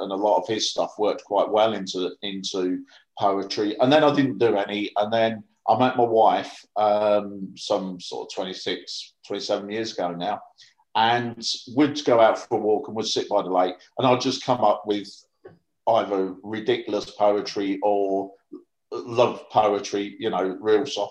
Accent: Northampton, East Midlands, United Kingdom; also born or lived in Harlow, Essex / Ashington, Northumberland; when I was about seven, we moved down to Northampton through the Labour Exchange, and I've lived down here ever since.

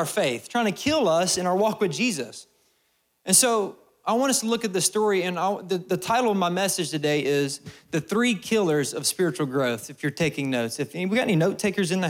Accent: Alabama, United States; I'm from Alabama

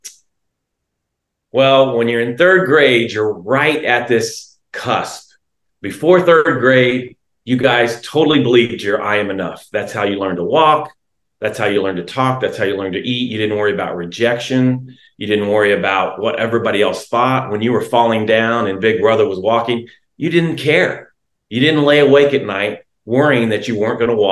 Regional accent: Independence, Kansas, United States; now in Alexandria, United States; I'm from Kansas originally

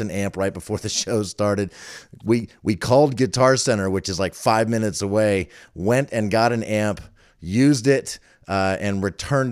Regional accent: Falls Church, Virginia, United States; I grew up in Falls Church.

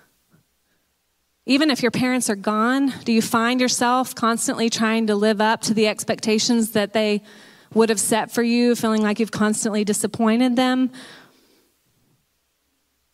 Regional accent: Texas, United States; moved away as an adult; One thing that I identified with growing up was being a Texan

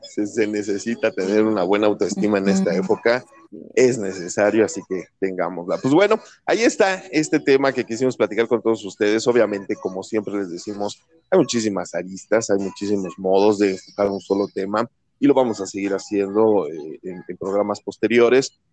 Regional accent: Mexico; como buen mexicano

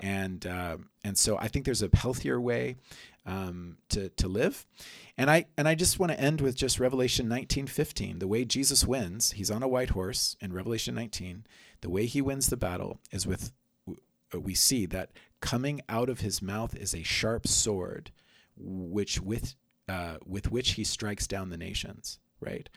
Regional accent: United States; growing up myself as an American

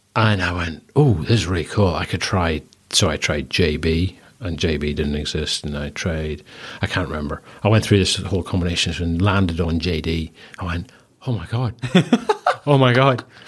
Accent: Northern Ireland, United Kingdom; accent: strong Northern Irish; moved away as an adult; also born or lived in Bristol; very strong Northern Irish accent

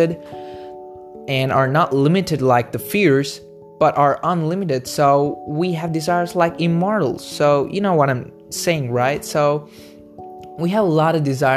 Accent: India; I'm from India

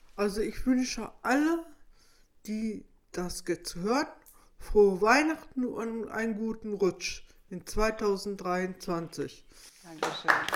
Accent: Petershagen, North Rhine-Westphalia, Germany; moved away as an adult; now in Minden, Germany; ich komme ja aus Petershagen

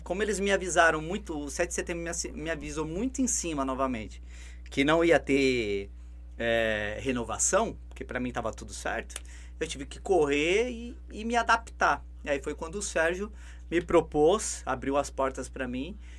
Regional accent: Guarulhos, São Paulo, Brazil; a gente nasceu lá em Guarulhos, né? Esse ano a gente está na Zona Sul, mas a gente é cria lá da Zona Norte

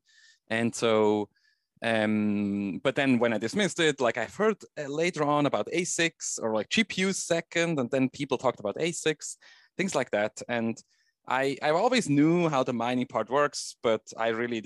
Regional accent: Switzerland; I grew up in Switzerland

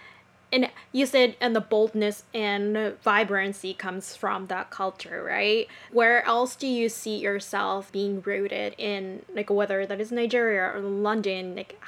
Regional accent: Japan; moved away; I grew up in Japan

